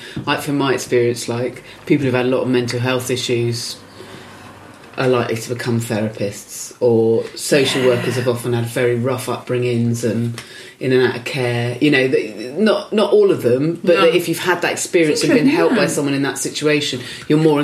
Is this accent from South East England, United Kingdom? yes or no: no; Swanage, South West England, United Kingdom; this little town, Swanage, where I grew up in Dorset